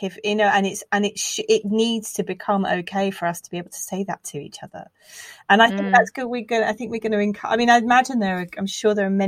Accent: United Kingdom; we're British

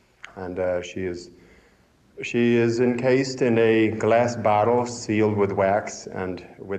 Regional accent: Ellicottville, New York, United States; I'm from a little village in the western part of New York State called Ellicottville.

